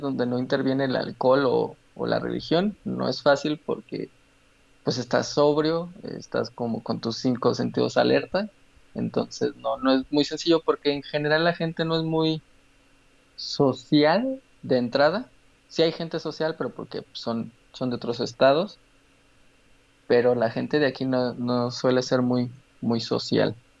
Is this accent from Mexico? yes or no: yes; Aguascalientes, Mexico; also born or lived in Guanajuato, Mexico / Mexico City, Mexico; crecí en Aguascalientes